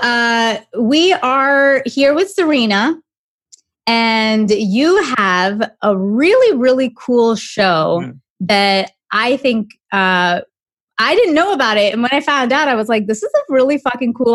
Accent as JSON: {"language": "English", "country": "Canada", "moved": "yes", "said": "somebody from Canada like me"}